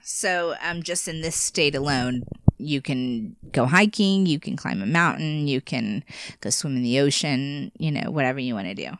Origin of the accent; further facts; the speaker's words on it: United States; living in America